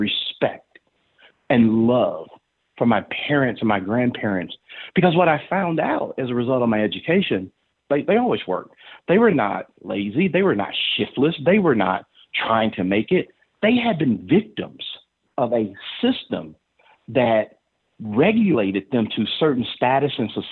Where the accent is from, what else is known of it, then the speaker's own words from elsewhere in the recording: Stuttgart, Arkansas, United States; I grew up there and product of the public school system in Stuttgart